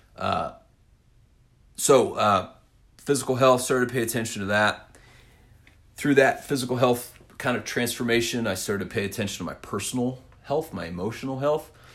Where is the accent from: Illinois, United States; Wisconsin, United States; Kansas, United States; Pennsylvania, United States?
Kansas, United States; Winfield; I am originally from Winfield, Kansas. If you need to know that, small town in south central Kansas